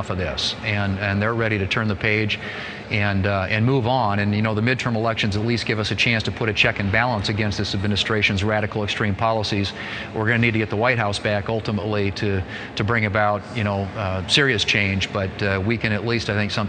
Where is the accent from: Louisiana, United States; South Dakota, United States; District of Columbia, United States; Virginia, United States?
South Dakota, United States; I was in my hometown for an old school reunion last weekend. It's on Interstate 90. It relies on travelers, basically, to keep the economy going, particularly this time of the year. People going to the Mount Rushmore and the Black Hills